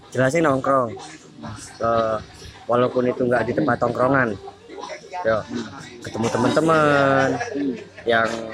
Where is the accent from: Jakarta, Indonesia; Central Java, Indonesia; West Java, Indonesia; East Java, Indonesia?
East Java, Indonesia; Jember; rumahku ya jember coret